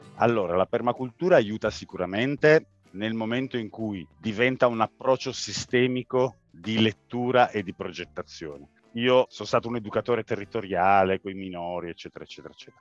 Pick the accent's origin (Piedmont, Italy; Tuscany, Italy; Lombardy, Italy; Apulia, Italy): Piedmont, Italy; Turin; Io e la mia famiglia siamo nati e cresciuti a Torino